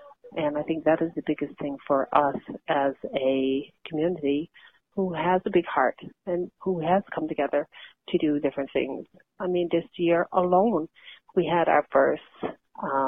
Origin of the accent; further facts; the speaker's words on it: Flat Bay, Newfoundland and Labrador, Canada; growing up in Flat Bay, like most young people my age, all I can account for is that we didn't realize we were native